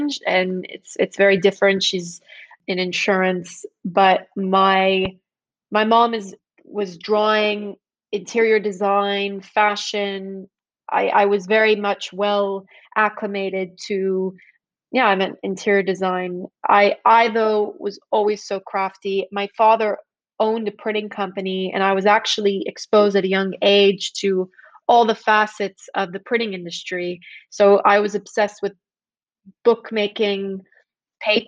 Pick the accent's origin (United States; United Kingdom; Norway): United States; Long Island, New York; moved away as an adult; now in Dubai, United Arab Emirates; I'm from Long Island, capital of suburbia. Grew up there